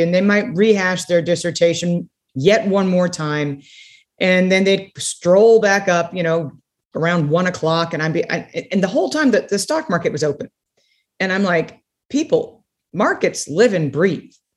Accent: San Antonio, Texas, United States; also born or lived in Connecticut; the whole family ended up coming back to Texas. And so I, I spent my summers growing up in Connecticut

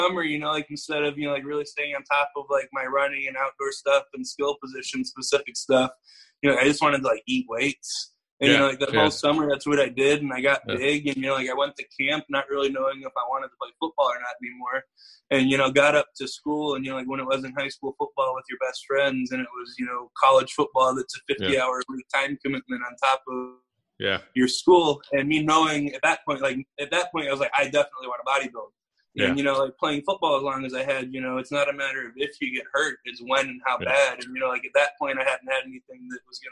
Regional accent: Houston, Texas, United States; moved away as an adult; also born or lived in Boston; I'm from Houston

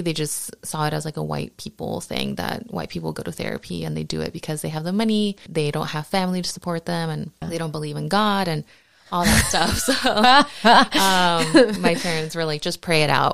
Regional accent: Huntington Park, California, United States; also born or lived in Downey; I grew up in Southeast LA, Huntington Park, and in Downey

